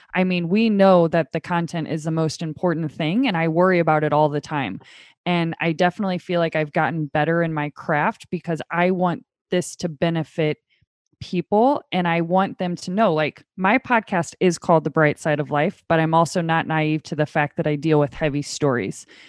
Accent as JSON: {"language": "English", "town": "St. Louis", "region": "Missouri", "country": "United States", "said": "I am from Saint Louis."}